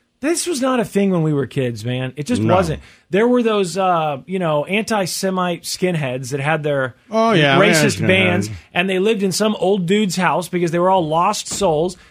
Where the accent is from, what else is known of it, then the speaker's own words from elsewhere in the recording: Missouri, United States; from Missouri, my home state